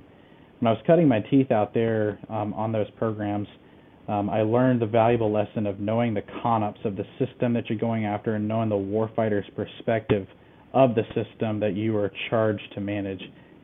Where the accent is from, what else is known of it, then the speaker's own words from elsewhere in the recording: Southeast, United States; I hail from the Southeast U.S., just a smattering of states, until I went to college at Auburn University